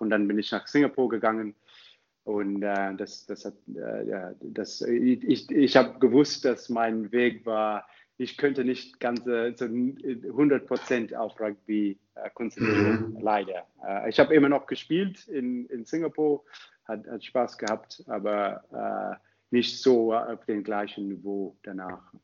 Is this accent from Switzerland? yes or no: no; Zimbabwe; German is a second language; moved away as an adult; also born or lived in South Africa / Cape Town / Heidelberg, Germany; now in Germany; ich komme ursprünglich aus Zimbabwe